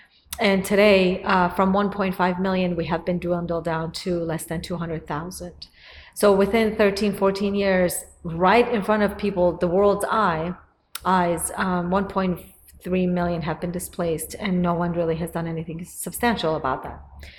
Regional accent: Iran; also born or lived in northern Iraq (ancestral homeland); now in United States; I was affected by it when I was growing up in Iran. What they miss on a lot of occasions is that I'm ethnically not Persian. Ethnically, I'm an Assyrian, and I'm a Catholic. I follow the Catholic faith.

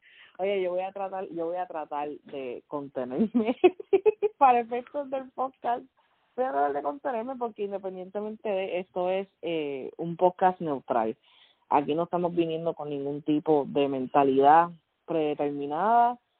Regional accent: Puerto Rico; moved away as an adult; also born or lived in Fajardo, Puerto Rico / Luquillo, Puerto Rico; now in Kentucky, United States; nací criada en Puerto Rico, ah, mayormente en el área de Río Piedra, Guaynao, Carolina, y en este momento estoy viviendo en Kentucky

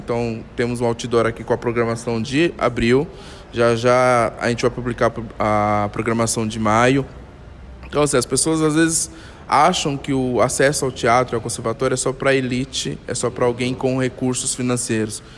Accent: São Paulo, Brazil; moved away; eu sou de São Paulo, né? E quando eu trabalhava em São Paulo

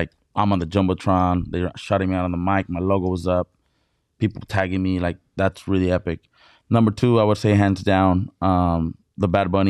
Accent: Mexicali, Baja California, Mexico; now in San Diego, United States; Because first of all, I'm from Baja California. I was born in Mexicali. Baja California, Mexico.

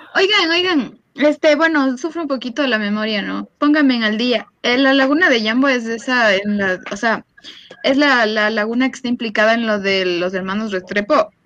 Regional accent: Ecuador

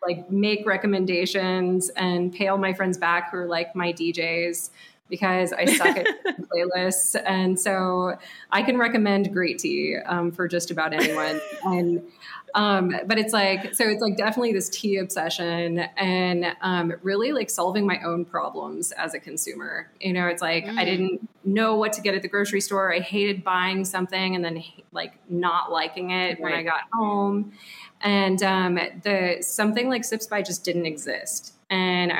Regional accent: Dallas, Texas, United States; now in Austin, United States; I was born and raised in Dallas by two Midwesterners

